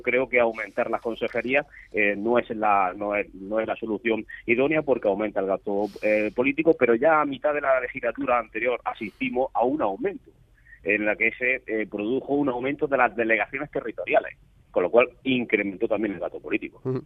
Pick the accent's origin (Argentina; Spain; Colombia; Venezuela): Spain; Antas, Andalusia; yo soy de Anta